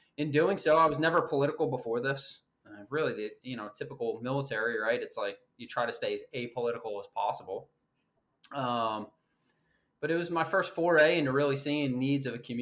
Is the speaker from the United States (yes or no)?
yes; Philadelphia, Pennsylvania, United States; moved away as an adult; also born or lived in Western Michigan; now in Maryland, United States; I grew up in Philadelphia, or suburbs right outside Philadelphia.